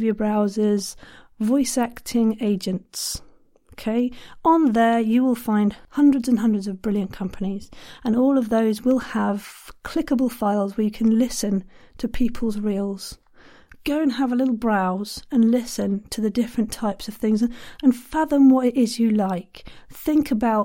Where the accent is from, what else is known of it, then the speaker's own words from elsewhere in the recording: Ireland; I'm too Irish